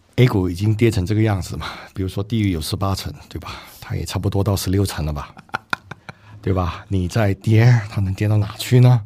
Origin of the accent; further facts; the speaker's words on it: Singapore; 我新加坡人嘛